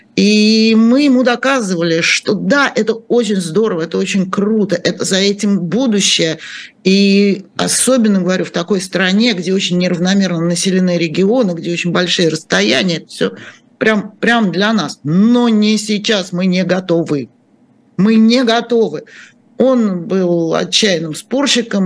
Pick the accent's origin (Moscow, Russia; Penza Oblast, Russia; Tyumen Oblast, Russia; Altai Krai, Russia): Moscow, Russia; moved away; Я же сама москвичка и много-много-много эм, э, лет прожила в этом городе